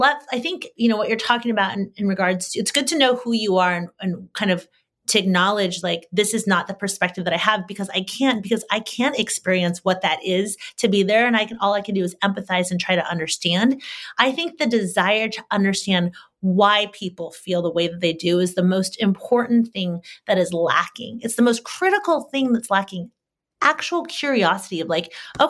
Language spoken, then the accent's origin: English; Solano County, California, United States; I grew up in Solano County